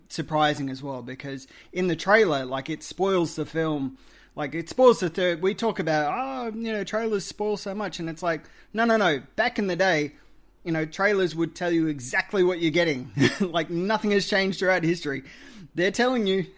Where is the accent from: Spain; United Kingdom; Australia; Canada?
Australia; as an Australian